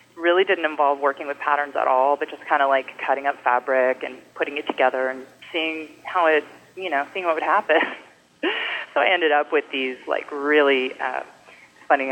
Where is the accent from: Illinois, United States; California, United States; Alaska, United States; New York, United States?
California, United States; Bay Area; I grew up in the Bay Area, and I've been um, living in the city since